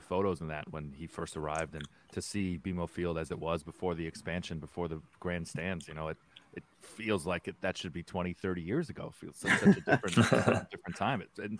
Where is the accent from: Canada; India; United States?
Canada; I truly enjoy as a Canadian fan